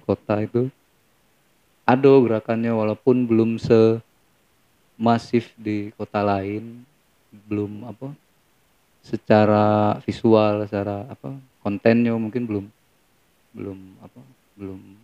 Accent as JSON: {"language": "Indonesian", "region": "Bengkulu", "country": "Indonesia", "tie": "born or raised there", "also_born_or_lived": "Semarang, Central Java", "said": "Lahir di Jawa Tengah, di Semarang. Oh, orang Tapi Semarang. Dari kecil tuh udah ikut orang tua ke Bengkulu."}